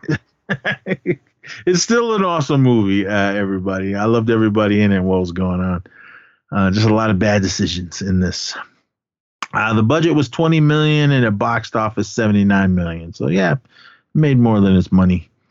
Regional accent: Oakland, California, United States; also born or lived in Berkeley, California; my hometown in uh, in Oakland

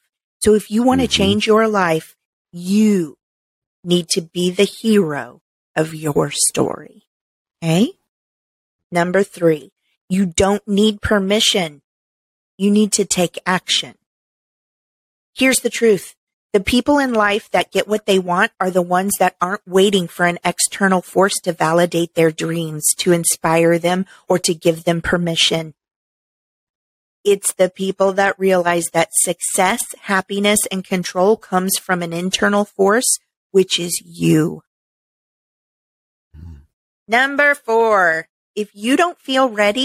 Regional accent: Midwest, United States; moved away; I was raised in the Midwest

